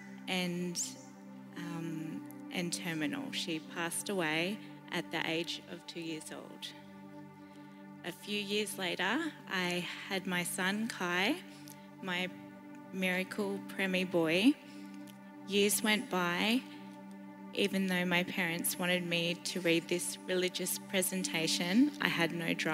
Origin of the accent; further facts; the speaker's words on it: Inverell, New South Wales, Australia; moved away as an adult; also born or lived in Sunshine Coast; I was born in Inverell, went to a Catholic school